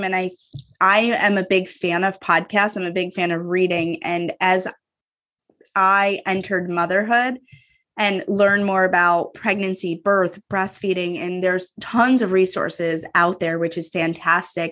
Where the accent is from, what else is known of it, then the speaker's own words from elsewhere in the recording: upstate New York, United States; moved away as an adult; also born or lived in Manhattan; now in Chicagoland, United States; I'm from upstate New York and then lived in Manhattan for a little bit.